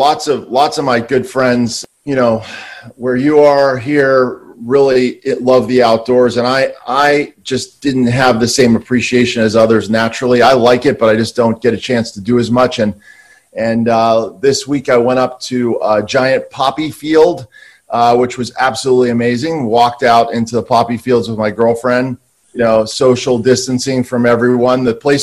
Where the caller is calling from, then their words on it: Santa Monica, California, United States; Same lockdown in Santa Monica.